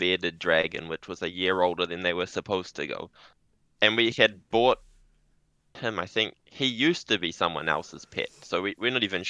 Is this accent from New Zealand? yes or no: yes; New Zealand; now in Japan; I'm from New Zealand.